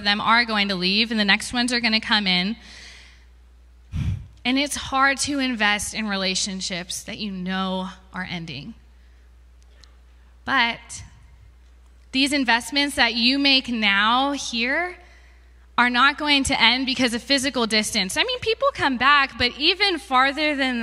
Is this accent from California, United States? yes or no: yes; San Jose, California, United States; moved away; I'm from San Jose, California, and I'm a junior at ACU.